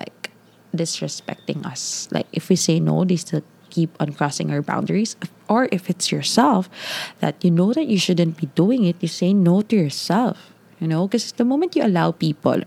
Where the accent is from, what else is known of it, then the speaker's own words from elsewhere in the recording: Davao City, Davao Region, Philippines; I'm from Ma'a.